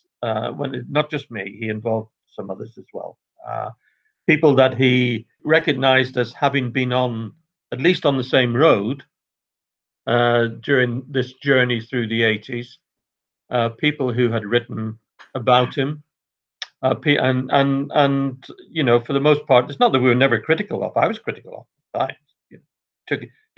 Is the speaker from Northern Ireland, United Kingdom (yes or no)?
yes; Northern Ireland, United Kingdom; I'm Irish myself, Northern Irish in my case